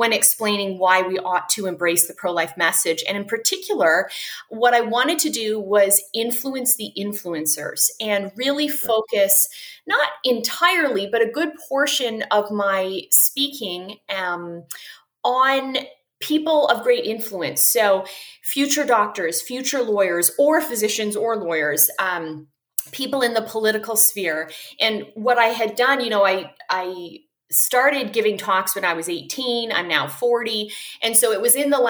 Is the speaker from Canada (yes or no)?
yes; Vancouver, British Columbia, Canada; moved away as an adult; now in United States; I'm originally from Canada, although I'm in the States now. So I'm from Vancouver on the West Coast.